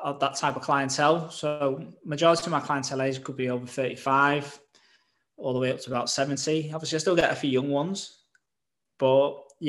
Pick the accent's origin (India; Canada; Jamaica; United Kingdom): United Kingdom; Southport, North West England; also born or lived in London; came back to my hometown, Southport